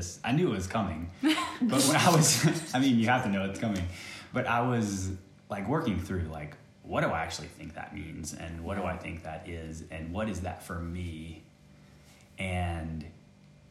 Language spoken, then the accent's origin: English; Virginia, United States; moved away as an adult; now in Lilongwe, Malawi; I am from the U.S. I am from, grew up in Virginia, and I currently live in Lilongwe, Malawi